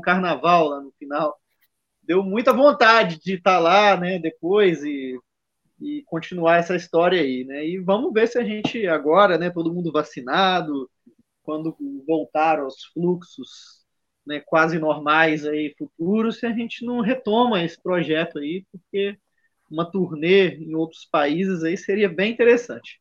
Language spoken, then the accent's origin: Portuguese; Minas Gerais, Brazil; now in Rio de Janeiro, Brazil; eu que sou mineiro